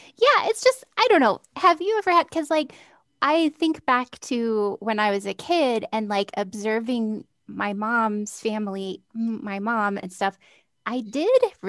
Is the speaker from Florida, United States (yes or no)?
no; California, United States; moved away; the Catholic church in my hometown in California